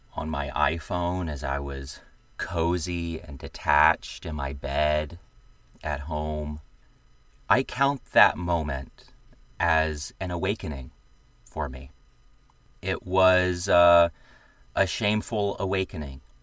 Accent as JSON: {"language": "English", "region": "the American South", "country": "United States", "said": "I am a Southerner"}